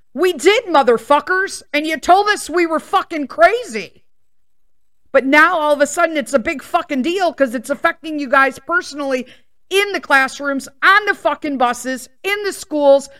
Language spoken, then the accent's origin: English; Chicago, Illinois, United States; I was born and raised in Chicago. I moved out of Chicago for the first time six years ago when we purchased this house in the suburbs